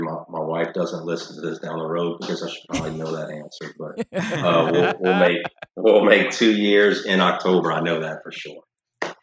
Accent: Thibodaux, Louisiana, United States; also born or lived in Northeast United States; Born and raised in Thibodaux, spent a little time in the Northeast just after college, and was drawn back pretty quickly.

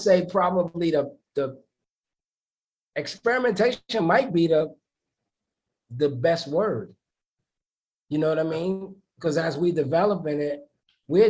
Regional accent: New York City, New York, United States; I'm from the East New York section of Brooklyn.

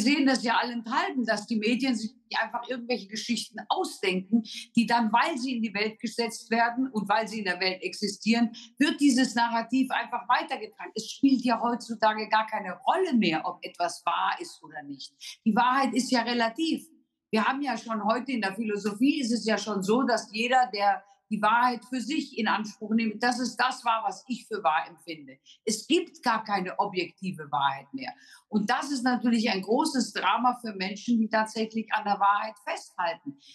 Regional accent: Germany; Wir haben als Deutsche

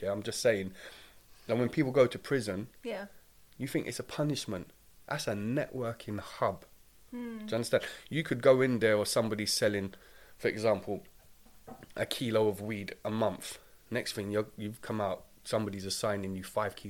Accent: London, United Kingdom; also born or lived in Streatham, London; I'm from Doddington and Battersea

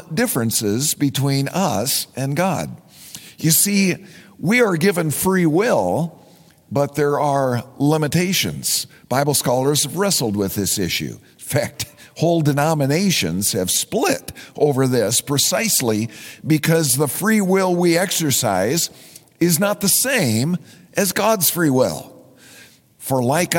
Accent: Minnesota, United States; I am a Minnesotan

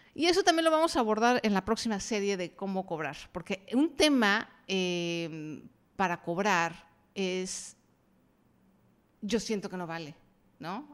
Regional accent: Mexico; yo soy mexicana

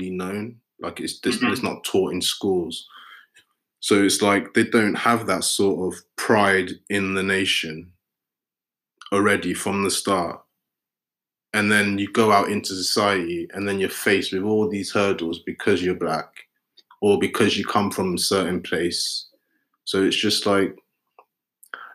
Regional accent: London, United Kingdom; growing up in Peckham

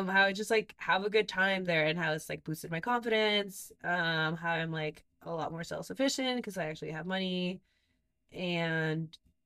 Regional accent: Mexico; moved away; We grew up in Mexico.

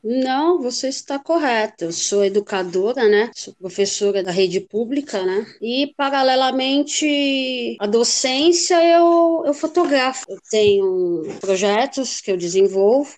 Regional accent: São Paulo, Brazil; Desde 5, 6 anos, eu já ia a algumas exposições nos principais museus da cidade de São Paulo, né? Eu sou daqui de São Paulo

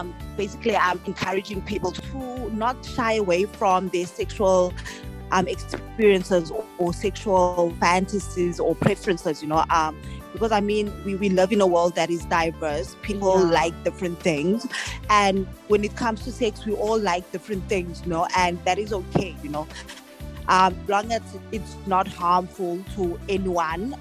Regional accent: Mossel Bay, Western Cape, South Africa; I'm from Muscle Bay, which is like 4 hours, 5 hours away from Cape Town

